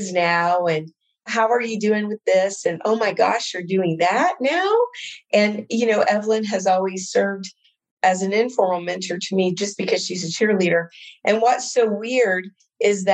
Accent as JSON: {"language": "English", "region": "Indiana", "country": "United States", "said": "I'm from Indiana"}